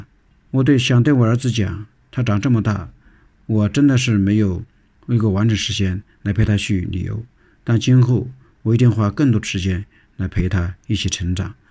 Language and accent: Chinese; Hubei, China; 那么，我作为一个嗯湖北人，呃，作为一个呼吸专科医生，我也多次呃请求能到武汉第一线，能为我们家乡尽一份力量。